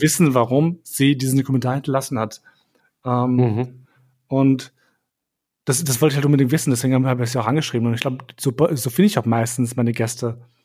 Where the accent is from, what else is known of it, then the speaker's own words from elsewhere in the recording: Vienna, Austria; moved away as an adult; also born or lived in Kosovo / Munich; ich bin kein Deutscher, ich bin in Wien aufgewachsen, oder ich bin hier mein Leben lang in die Schule gegangen